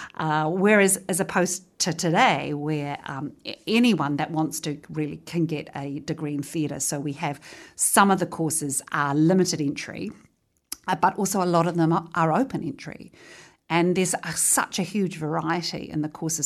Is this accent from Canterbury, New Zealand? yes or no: no; Featherston, Wellington, New Zealand; born or raised there